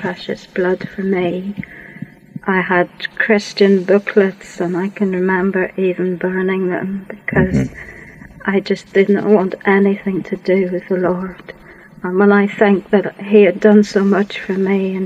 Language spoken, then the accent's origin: English; Worcestershire, West Midlands, United Kingdom; also born or lived in Yorkshire; I grew up in Worcestershire.